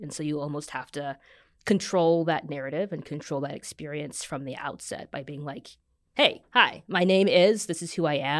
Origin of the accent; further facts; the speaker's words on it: Kansas City, Kansas, United States; also born or lived in Virginia / New York; now in Michigan, United States; So I've been in New York for a bit. Half grew up in Kansas City, Kansas, half in Vir